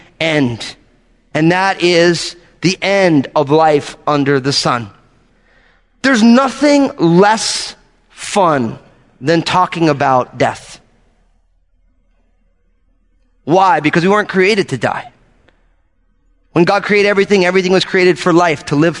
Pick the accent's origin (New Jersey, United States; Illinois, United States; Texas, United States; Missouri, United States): New Jersey, United States; I'm from New Jersey